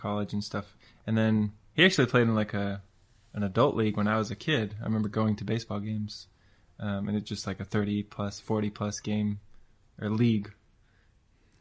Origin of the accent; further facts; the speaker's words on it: Denver, Colorado, United States; also born or lived in Miami, Florida; we moved from Miami to Denver in 1993